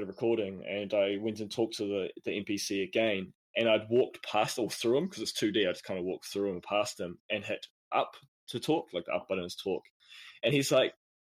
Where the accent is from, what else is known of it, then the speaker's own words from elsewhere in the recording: New Zealand; accent: Kiwi; It's my Kiwi accent